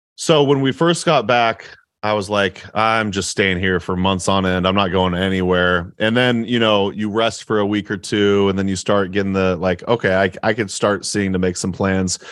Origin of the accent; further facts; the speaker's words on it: Oregon, United States; moved away as an adult; now in Appleton, United States; I'm from Oregon